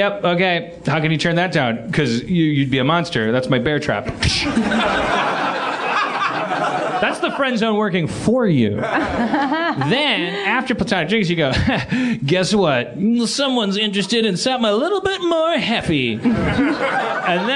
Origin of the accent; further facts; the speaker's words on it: Wisconsin, United States; I'm from Wisconsin